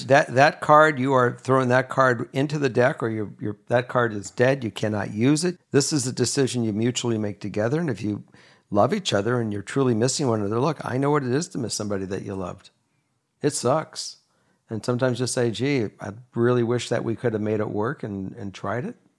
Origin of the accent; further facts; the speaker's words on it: Los Angeles, California, United States; moved away as an adult; also born or lived in Minnesota / Kentucky; And I grew up in Los Angeles. Now I'm back in L